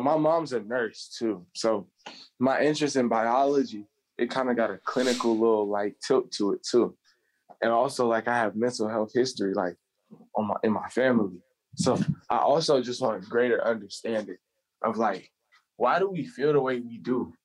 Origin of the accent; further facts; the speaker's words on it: Charlotte, North Carolina, United States; also born or lived in Columbia area, South Carolina; I'm from Charlotte, North Carolina